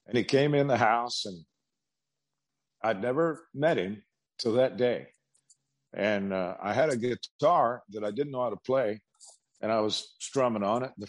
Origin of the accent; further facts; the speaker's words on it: Kansas, United States; And my mother was from Kansas. We are from Kansas